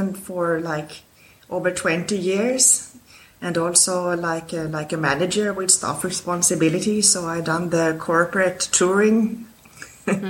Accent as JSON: {"language": "English", "town": "Stockholm", "region": "Stockholm County", "country": "Sweden", "tie": "born or raised there", "said": "I was born in Sweden, in Stockholm"}